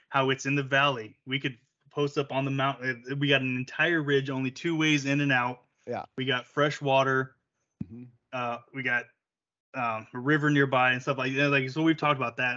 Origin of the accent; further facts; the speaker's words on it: Southern Oregon, United States; growing up here in Southern Oregon, like I walked into the school and I'm the colored kid.